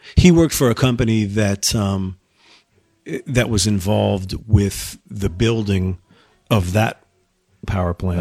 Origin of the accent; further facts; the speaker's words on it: Exeter, New Hampshire, United States; also born or lived in Camp Hill, Pennsylvania / Minneapolis, Minnesota; my family moved here when I was like five. So, I mean, I spent the majority of my childhood